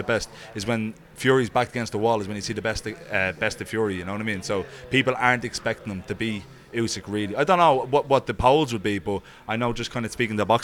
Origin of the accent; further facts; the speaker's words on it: Ireland; as an Irishman